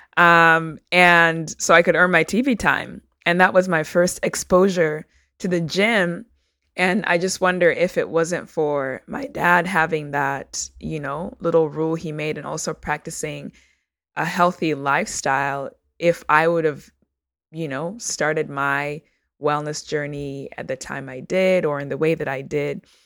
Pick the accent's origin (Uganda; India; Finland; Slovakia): Uganda; now in United States; I am a first generation Ugandan American immigrant. So I was born in Uganda